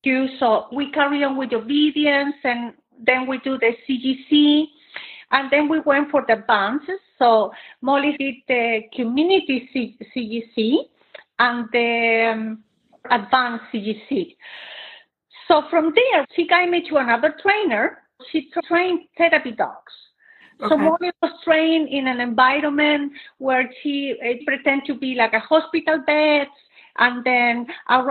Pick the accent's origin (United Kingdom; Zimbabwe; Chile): Chile; moved away as an adult; now in Katy, United States; I'm originally from Chile